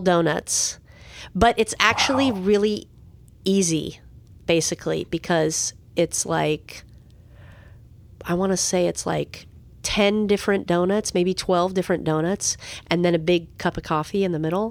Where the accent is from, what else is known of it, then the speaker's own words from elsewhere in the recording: San Diego, California, United States; When I was young, growing up in San Diego